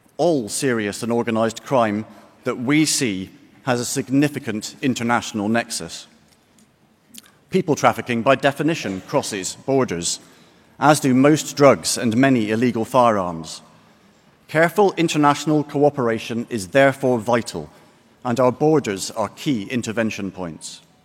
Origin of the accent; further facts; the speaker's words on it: Glasgow, Scotland, United Kingdom; Glasgow, by complete coincidence, my hometown